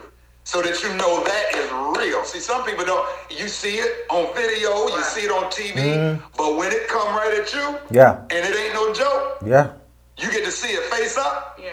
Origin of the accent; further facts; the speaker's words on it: the South, United States; I'm from the South.